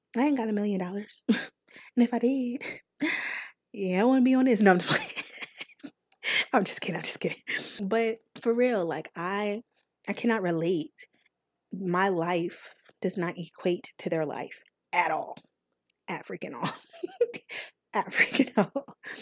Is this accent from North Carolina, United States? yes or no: yes; North Carolina, United States; accent: country; I'm from North Carolina